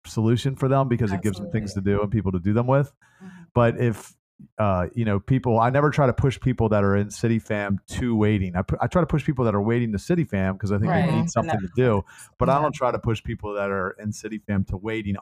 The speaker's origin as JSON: {"language": "English", "town": "Baltimore", "region": "Maryland", "country": "United States", "tie": "born or raised there", "said": "I was born and raised in Baltimore"}